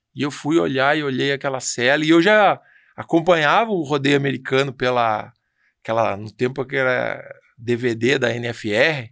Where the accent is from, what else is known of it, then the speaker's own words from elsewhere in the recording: São Paulo, Brazil; eu já sou nascido em São Paulo